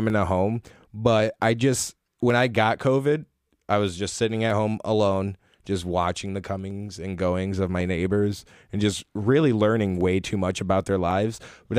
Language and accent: English; Holland, Michigan, United States; Like, I grew up in Holland, Zealand, and no matter what, anytime I go somewhere, it's at least one person I know, whether it's family or someone I went to school with or their family.